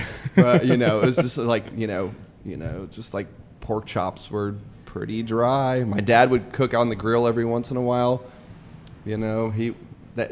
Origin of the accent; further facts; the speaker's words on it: suburbs of Atlanta, Georgia, United States; also born or lived in California; I moved to the suburbs of Atlanta in 88 when I was 8. And I grew up there